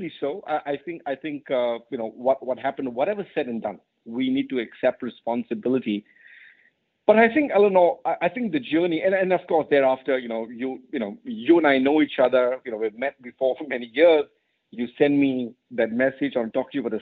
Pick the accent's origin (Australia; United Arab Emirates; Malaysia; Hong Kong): Malaysia; moved away as an adult; also born or lived in United Kingdom / United States; I was born and raised in Malaysia